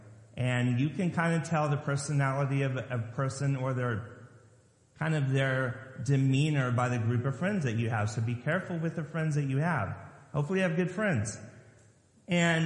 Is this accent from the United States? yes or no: yes; Lompoc, California, United States; moved away as an adult; now in Maryland, United States; Growing up in Lompoc, California, just south of Vandenberg Air Force Base